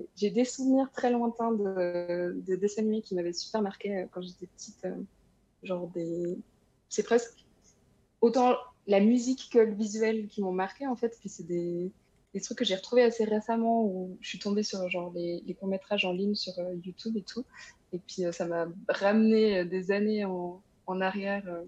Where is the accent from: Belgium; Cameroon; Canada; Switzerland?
Switzerland; moved away; also born or lived in France; Je suis suisse aussi